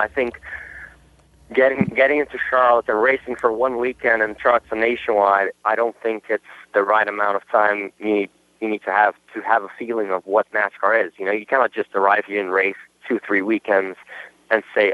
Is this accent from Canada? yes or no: no; Brazil; first language Portuguese; English is a second language; also born or lived in Germany; now in United States; I know I wasn't even born in Brazil, to be honest. I was born in Germany, but my culture is pretty Brazilian. I was brought up in Brazil from my father, and it's my first language